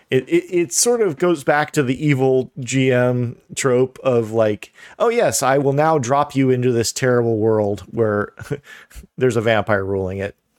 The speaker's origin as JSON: {"language": "English", "region": "Midwest", "country": "United States", "said": "I'm from the Midwest"}